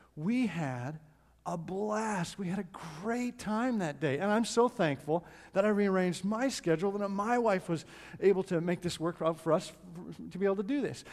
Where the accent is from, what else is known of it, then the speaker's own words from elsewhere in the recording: Edmonton, Alberta, Canada; moved away; family and I went to Edmonton, Canada, which is my hometown